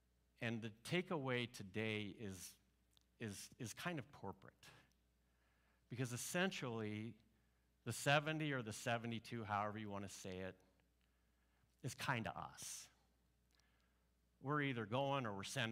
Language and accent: English; Mattoon, Illinois, United States; moved away; I grew up in Mattoon, Illinois.